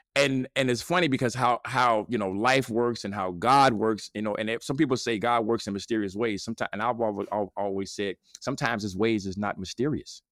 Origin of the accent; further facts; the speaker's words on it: Gary, Indiana, United States; I'm from Gary, Indiana.